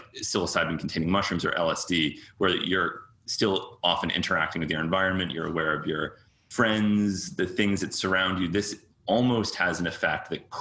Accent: Cambridge, Massachusetts, United States; born or raised there; also born or lived in New York

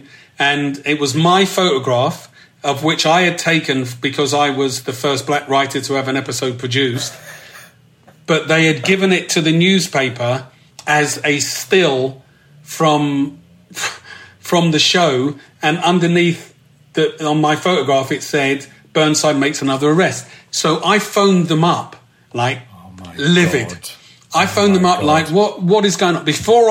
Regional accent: London, United Kingdom; moved away as an adult; I saw myself very much as a Londoner

